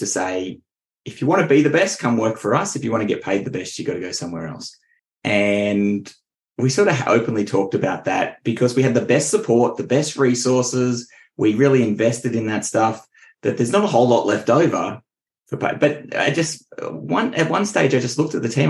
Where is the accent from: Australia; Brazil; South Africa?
Australia; Richmond; moved away as an adult; now in Central Coast, Australia; I grew up in Richmond, which is nowhere near the beach.